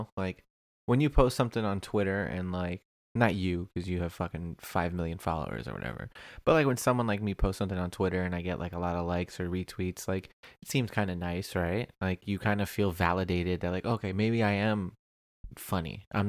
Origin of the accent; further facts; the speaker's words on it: Orange County, California, United States; And I grew up in Orange County, bro.